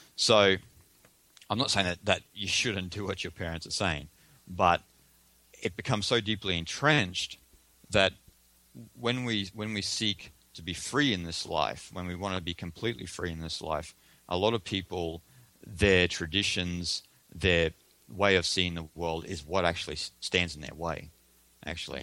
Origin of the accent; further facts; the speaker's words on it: Australia; I'm Australian